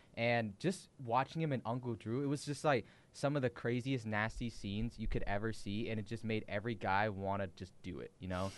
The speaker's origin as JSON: {"language": "English", "region": "Washington", "country": "United States", "said": "we're from Washington"}